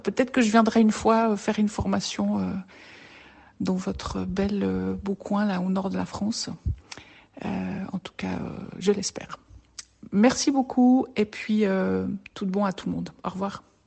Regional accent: French-speaking Switzerland, Romandy, Switzerland; viens de Suisse, Suisse romande, j'habite près de Lausanne.

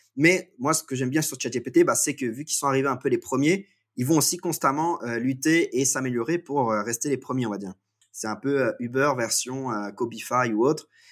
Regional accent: Guingamp, Brittany, France; je suis euh, français, breton même. je vis en fait je viens de, de Guingamp qui est une ville de, 7000 habitants

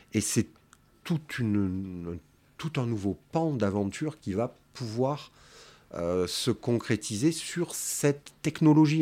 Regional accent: Marseille, Provence-Alpes-Côte d'Azur, France; je suis né à la Pointe Rouge, donc j'ai connu le quartier avant le port, hein, en 1964

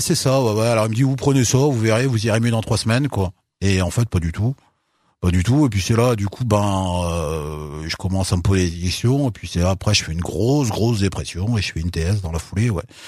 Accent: Unieux, Auvergne-Rhône-Alpes, France; also born or lived in Bogotá, Colombia; Moi j'ai grandi euh, à Unieux, ouais. bah, tout le bassin de Londaine, hein, j'ai grandi

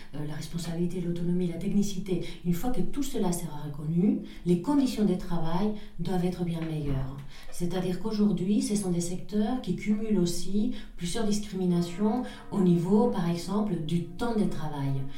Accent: Pamplona, Navarre, Spain; French is a second language; moved away as an adult; now in France; je suis espagnole d'origine, je viens du nord de l'Espagne, des Pamplunes

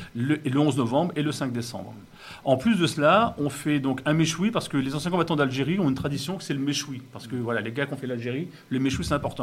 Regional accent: Wissous, Île-de-France, France; je suis né, euh, j'ai passé mon enfance à Vissou

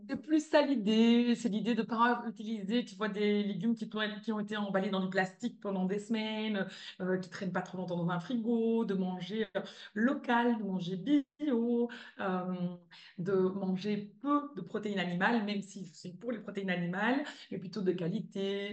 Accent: Belgium; moved away as an adult; also born or lived in California; now in Spain; je suis belge

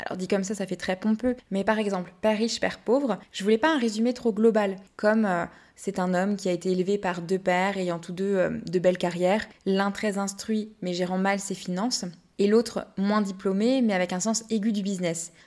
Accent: Brittany, France; je suis bretonne

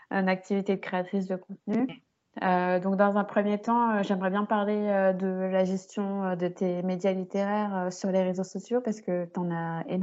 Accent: Fort-de-France, Martinique; oui, Fort-de-France, c'est la capitale.

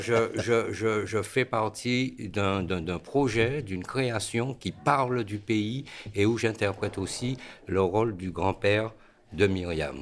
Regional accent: Guadeloupe; moved away as an adult; also born or lived in Paris region, France; suis né en France, région parisienne. À l'âge de 4 ans, j'ai pris l'avion pour aller en Guadeloupe. Donc en fin de compte, jusqu'à 23 ans, de 4 ans à 23 ans, je suis resté en Guadeloupe.

